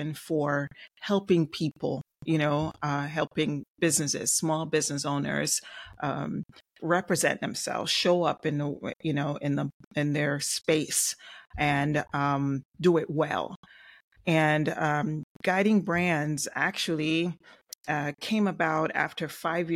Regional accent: Jamaica; now in South Florida, United States; Maybe my accent. I'm originally from Jamaica and I reside in South Florida

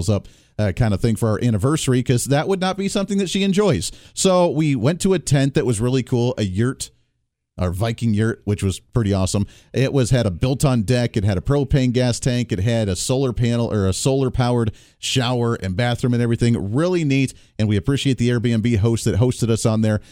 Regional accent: Ohio, United States; I grew up in Ohio as a kid

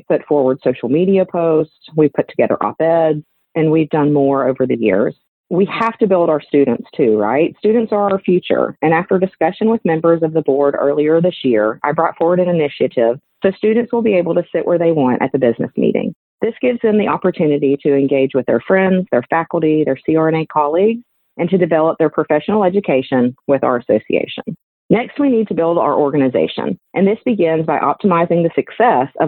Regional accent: Helena, Alabama, United States; I'm from Helena, Alabama

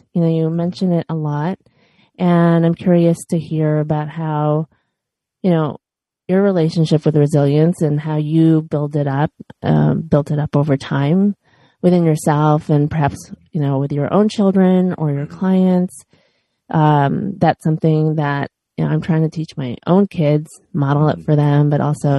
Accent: Chicago, Illinois, United States; born or raised there; now in Los Angeles, United States

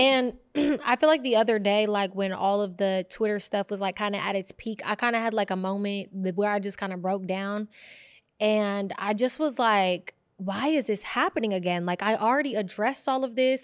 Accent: Bay Area, California, United States; When I was growing up, I grew up in the Bay Area

